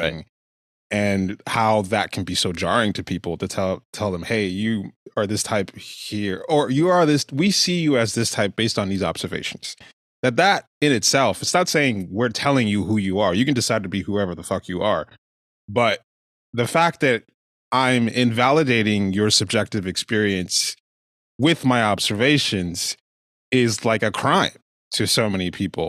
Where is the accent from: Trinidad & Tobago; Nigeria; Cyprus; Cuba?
Nigeria; now in United States; growing up in Nigeria